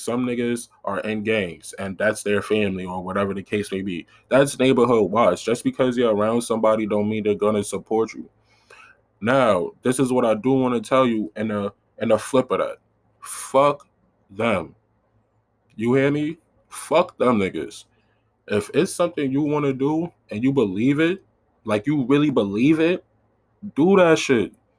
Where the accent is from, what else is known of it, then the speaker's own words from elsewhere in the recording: New York City, New York, United States; I'm from South Side Jamaica, Queens